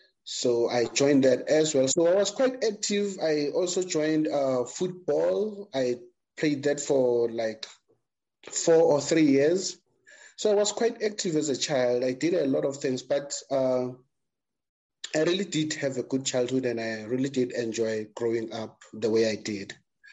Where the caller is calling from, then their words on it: Johannesburg, Gauteng, South Africa; Okay, I'm joining you from Johannesburg, South Africa.